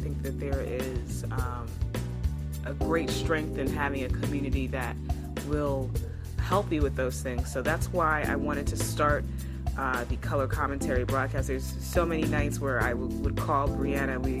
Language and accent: English; Long Island, New York, United States; moved away as an adult; also born or lived in Brooklyn, New York / North Carolina; I am a New York native. I was born in Brooklyn and raised on Long Island